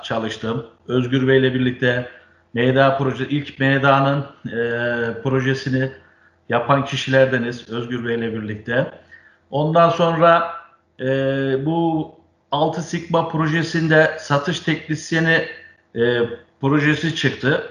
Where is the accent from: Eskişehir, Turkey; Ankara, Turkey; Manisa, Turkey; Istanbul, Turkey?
Ankara, Turkey; 1968 Ankara doğumluyum.